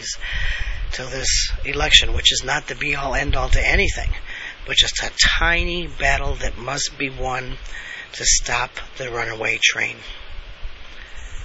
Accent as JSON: {"language": "English", "country": "United States", "tie": "born or raised there", "said": "I'm an American. I was born and raised an American"}